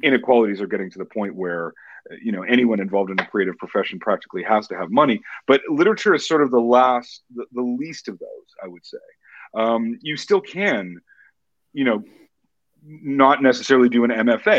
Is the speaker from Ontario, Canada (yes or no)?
no; Edmonton, Alberta, Canada; I was born in Edmonton, Alberta, Canada